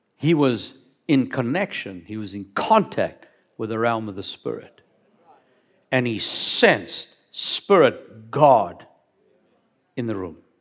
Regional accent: Cape Town, Western Cape, South Africa; moved away as an adult; also born or lived in Johannesburg; I grew up down in Cape Town

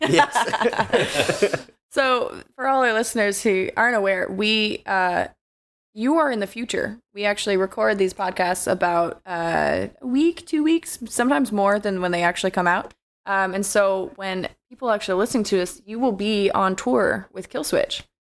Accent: Alaska, United States; I'm such a ignorant Alaskan kid.

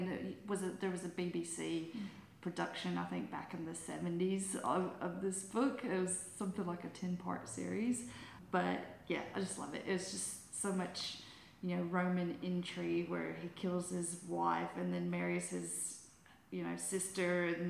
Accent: Alabama, United States; accent: Alabama; now in Australia; my Alabama accent

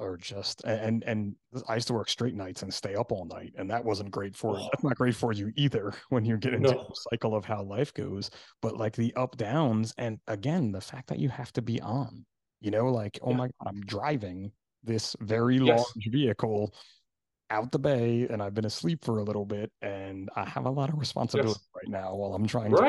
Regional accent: New Jersey, United States; Kids and wives. I only have one wife. I'm from

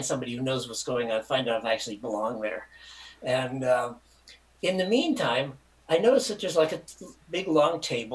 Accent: Michigan, United States; I'm a Hick from Michigan

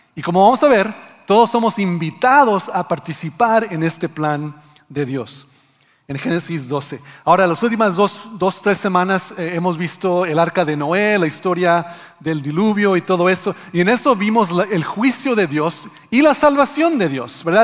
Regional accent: Mexico; mexicanos que también ah, hacemos algo con nuestro español

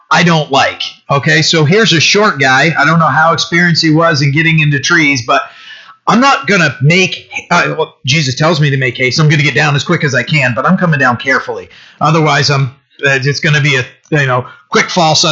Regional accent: Bucksport, Maine, United States; I'm from Bucksport.

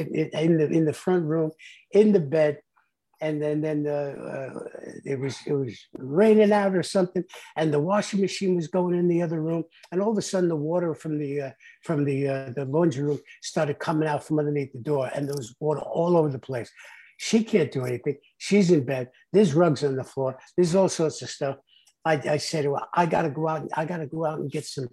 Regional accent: New York City, New York, United States; moved away as an adult; also born or lived in Hermosa Beach / Palm Springs area; now in Rancho Mirage, United States; I grew up in the South Bronx

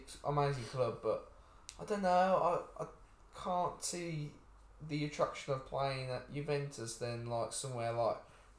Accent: England, United Kingdom; we're English

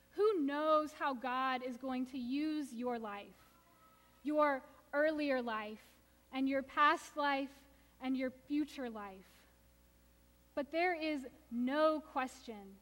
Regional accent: Houston, Texas, United States; I grew up in Houston, suburban Houston, definitely the South

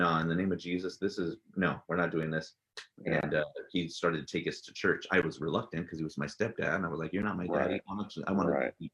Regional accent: San Jose, California, United States; first language English; moved away as an adult; now in Forest Grove, United States; I grew up in San Jose, California, born and raised there. Spent most of my life there. I've only been up here in Oregon for 20 years now.

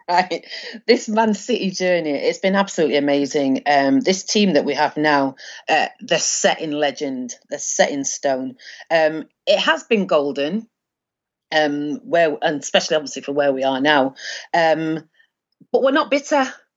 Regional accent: Manchester, North West England, United Kingdom; also born or lived in Withington, Manchester; I grew up in Hume.

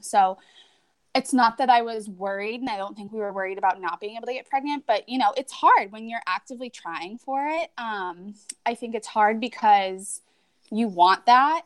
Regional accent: New Hampshire, United States; moved away as an adult; we moved back to New Hampshire in 2015. We're both originally from here. Um, we lived in, we live right now in my hometown. So I was born and raised here.

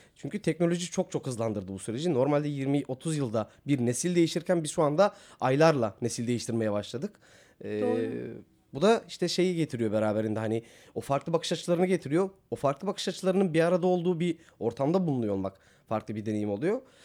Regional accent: Batman, Batman Province, Turkey; moved away as an adult; also born or lived in Van; ben Batmanlıyım aslen. Ee, Van'da yaşamıyor ailem. Batman'da yaşıyorlar.

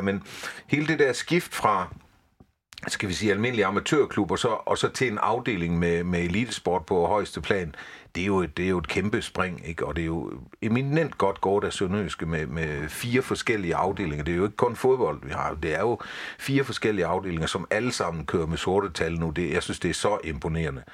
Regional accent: Haderslev, Southern Denmark, Denmark; moved away as an adult; jeg er vokset op i Haderslø i sin tid

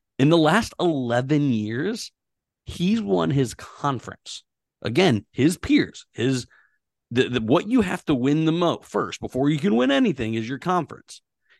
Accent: Pittsburgh, Pennsylvania, United States; I'm also from Pittsburgh, PA, and I'm also Italian.

